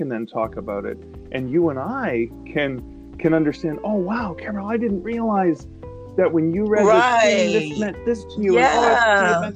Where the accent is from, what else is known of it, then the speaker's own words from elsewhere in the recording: Canada; I'm a Canadian